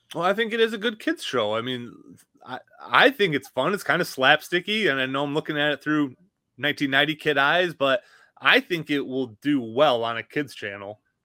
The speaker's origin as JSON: {"language": "English", "region": "Michigan", "country": "United States", "moved": "yes", "said": "I'm from Michigan, so anytime I go home, it's a four hour drive"}